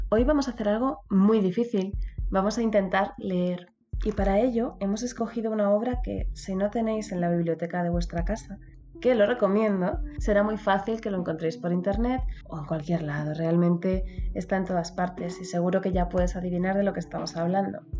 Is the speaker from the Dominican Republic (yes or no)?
no; Spain; nos cuesta, me cuesta a mí que soy española